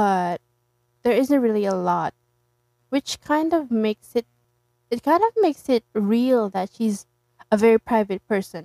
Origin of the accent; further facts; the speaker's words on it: Philippines; I'm from the Philippines